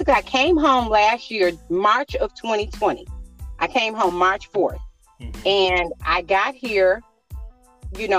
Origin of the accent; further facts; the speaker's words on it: Detroit, Michigan, United States; also born or lived in Las Vegas, Nevada; now in Canton, United States; born and raised in Detroit, all my life, with the exception of a few years, I had moved out to Las Vegas in 2017